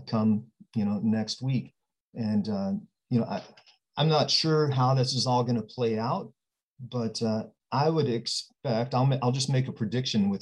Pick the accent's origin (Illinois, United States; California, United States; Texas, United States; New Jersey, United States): Texas, United States; Odessa; moved away as an adult; also born or lived in Washington State; now in Puyallup, United States; I'm born and raised in Odessa, Texas